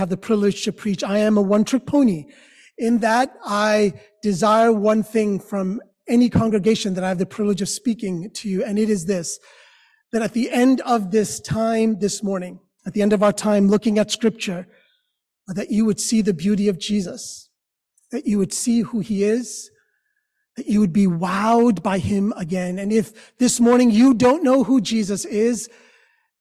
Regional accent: New York City, New York, United States; I am a kid born and raised here in New York

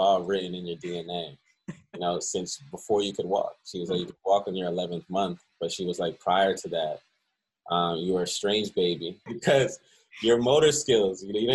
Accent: Philadelphia, Pennsylvania, United States; born or raised there; also born or lived in Cleveland, Ohio / Baltimore

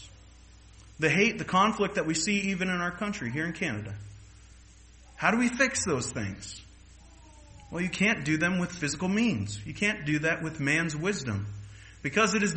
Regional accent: United States; as an American

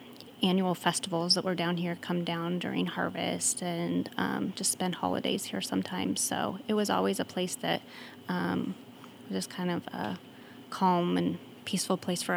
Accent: Seattle, Washington, United States; also born or lived in Spokane, Washington; now in Harrington, United States; I'm from Seattle area. I grew up there and then went to school in Spokane for college.

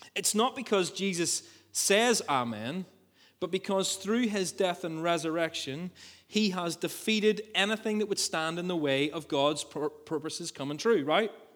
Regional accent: Ballymena, Northern Ireland, United Kingdom; I grew up in the country outside Ballymena

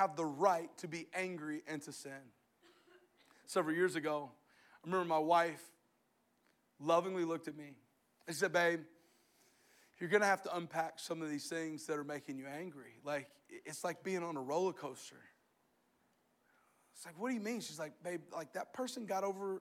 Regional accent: the South, United States; I'm from the South.

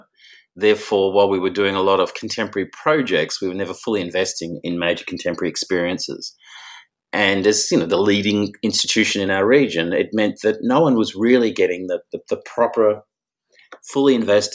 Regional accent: Melbourne, Victoria, Australia; as somebody who's grown up in this region

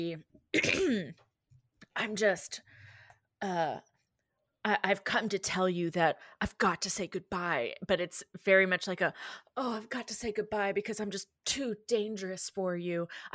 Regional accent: the South, United States; growing up in the South

